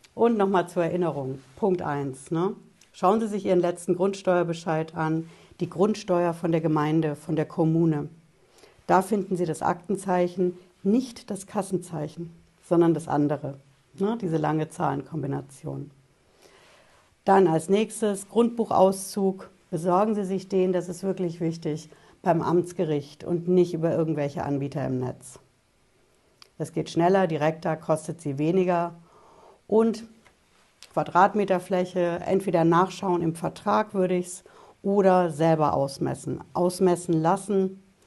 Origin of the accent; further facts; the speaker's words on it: Germany; bei uns in Deutschland